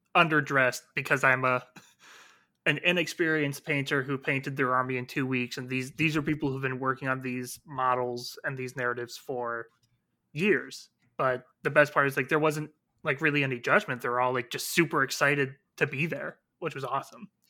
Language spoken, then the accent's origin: English; Iowa, United States; my home state of Iowa